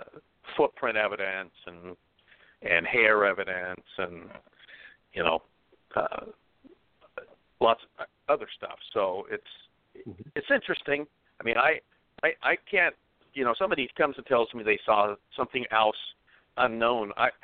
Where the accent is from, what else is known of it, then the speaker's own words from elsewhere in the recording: Pacific Northwest, United States; I grew up in the Pacific Northwest